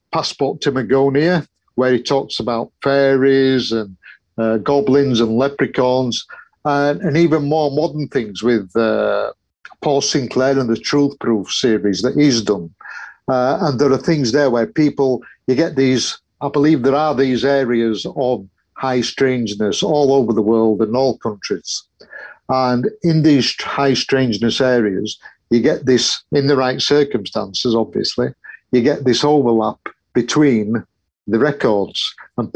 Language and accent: English; Yorkshire and the Humber, United Kingdom; I'm a Yorkshireman